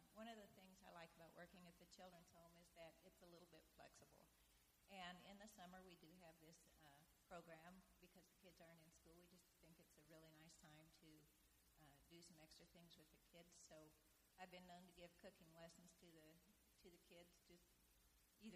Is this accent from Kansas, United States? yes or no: yes; Kansas, United States; moved away as an adult; also born or lived in Portland, Oregon; I'm from Kansas, and we talk slow there